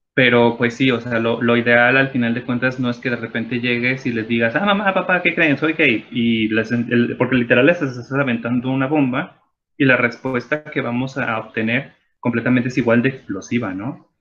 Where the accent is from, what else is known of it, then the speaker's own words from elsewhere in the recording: Mexico; todas las personas que nos identificamos como mexicanas